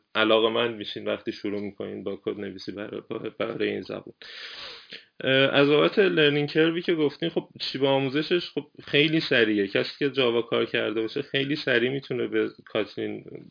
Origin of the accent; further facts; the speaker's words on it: Iran; now in Germany; من میگم ایرانی هستم